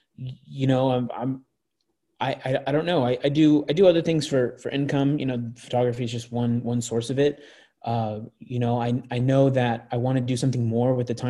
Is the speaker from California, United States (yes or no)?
yes; Anaheim, California, United States; also born or lived in Tustin, California; I grew up in Anaheim and I grew up in a smaller town called Tustin.